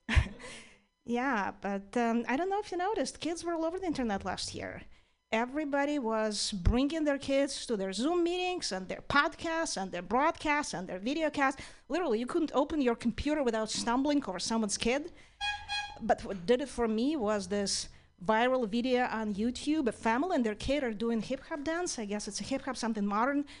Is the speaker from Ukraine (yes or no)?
yes; Ukraine; now in United States; I'm originally from Ukraine